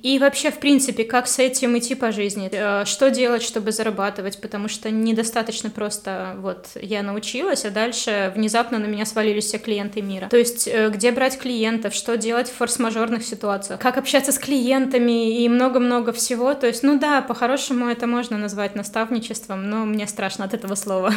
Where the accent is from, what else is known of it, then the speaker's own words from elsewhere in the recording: Vitebsk, Vitebsk Region, Belarus; also born or lived in Kharkiv, Ukraine; когда я приехала парикмахером э, уже из Харькова обратно в Витебск